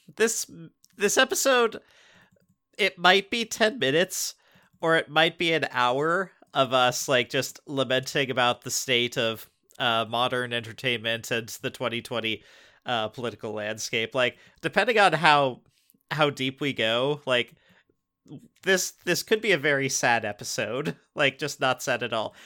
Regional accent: Tacoma, Washington, United States; we're, we're from Tacoma. Like, you know, we, we live in Pierce County.

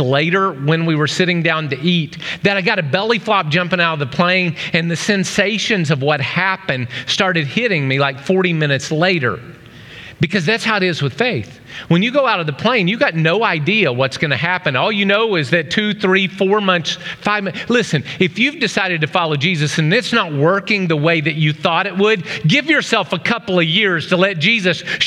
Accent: Oklahoma, United States; now in Ohio, United States; A little kid growing up in Oklahoma

